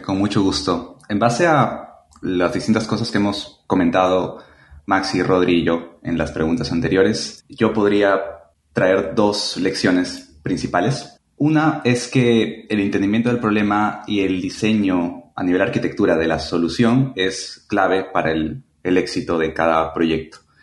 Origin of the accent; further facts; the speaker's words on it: Chiclayo, Lambayeque, Peru; now in Lima, Peru; Soy peruano, nací en Chiclayo, pero actualmente vivo en Lima